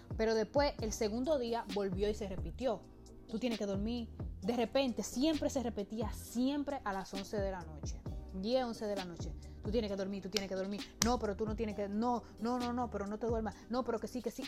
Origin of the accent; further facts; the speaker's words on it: Dominican Republic; moved away as an adult; now in United States; yo vengo de un país tropical, yo vengo de República Dominicana